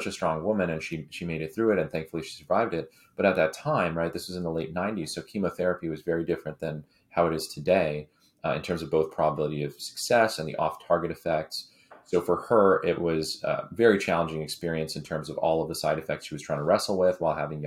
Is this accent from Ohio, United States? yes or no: no; San Francisco Bay Area, California, United States; growing up in the Bay early on.